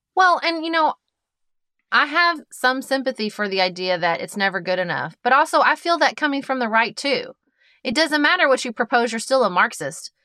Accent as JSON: {"language": "English", "country": "United States", "said": "as an American"}